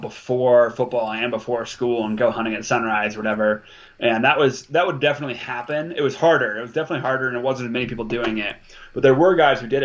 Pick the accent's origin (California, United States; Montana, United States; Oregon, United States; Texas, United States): Montana, United States; also born or lived in Alaska; I was born in Alaska and I moved to Montana when I was four.